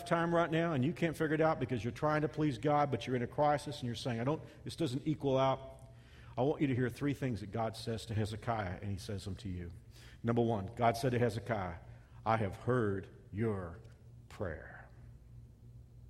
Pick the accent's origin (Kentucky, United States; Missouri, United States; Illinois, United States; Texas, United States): Texas, United States; a kid growing up in Texas